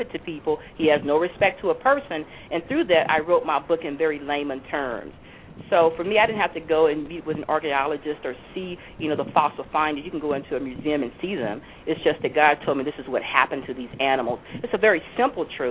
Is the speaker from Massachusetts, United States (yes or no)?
no; Louisiana, United States; also born or lived in Ohio; my home state of Louisiana